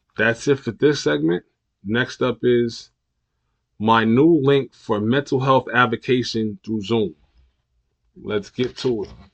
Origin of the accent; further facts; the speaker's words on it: New York, United States; my hometown new york